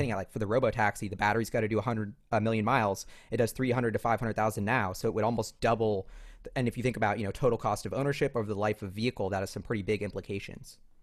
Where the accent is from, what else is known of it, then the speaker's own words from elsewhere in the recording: New York, United States; I'm a New Yorker who walks everywhere